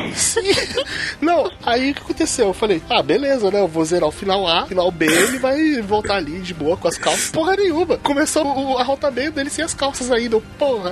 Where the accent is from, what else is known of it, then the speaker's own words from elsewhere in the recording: Brazil; sou brasileiro